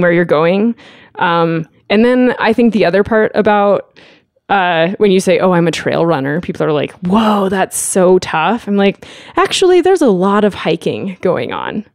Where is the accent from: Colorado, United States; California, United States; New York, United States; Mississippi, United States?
California, United States; Lake Tahoe; now in Lander, United States; I grew up in Lake Tahoe, California